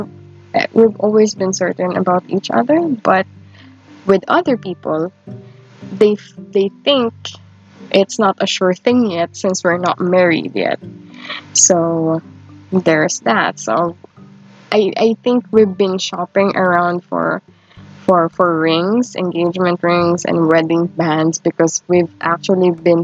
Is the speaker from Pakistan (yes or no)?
no; Philippines; growing up in the Philippines